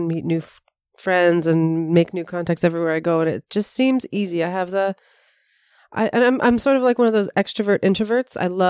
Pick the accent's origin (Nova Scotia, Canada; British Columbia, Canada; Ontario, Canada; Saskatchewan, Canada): Ontario, Canada; North York; born there; Sure. Well, I was born in North York and have lived in a million places besides Toronto, and just moved to Toronto for school, actually.